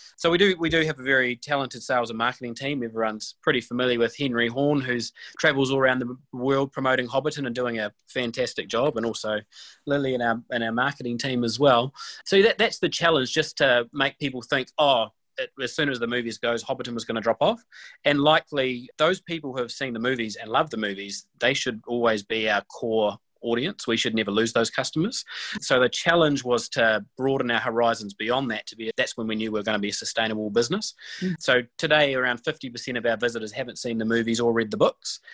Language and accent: English; Alexandra, Otago, New Zealand; moved away as an adult; now in Waikato, New Zealand; I grew up in, in Alexandra, and my family still lives down there in Alexandra